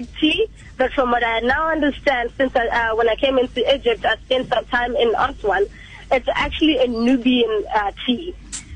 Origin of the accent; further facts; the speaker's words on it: South Africa; I was traveling as a South African